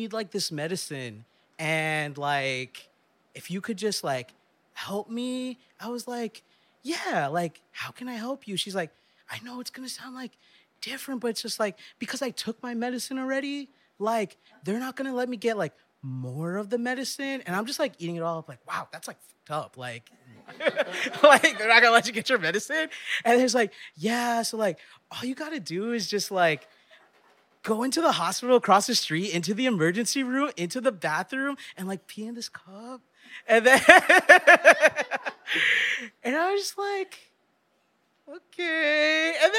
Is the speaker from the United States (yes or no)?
yes; New York City, New York, United States; I went to New York City public schools my whole life, and I grew up in Midwood.